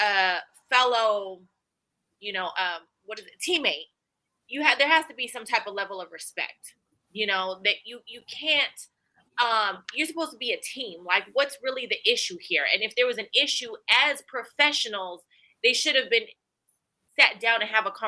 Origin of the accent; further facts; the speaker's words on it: the Bay Area, California, United States; I'm from the Bay, like you said, born and raised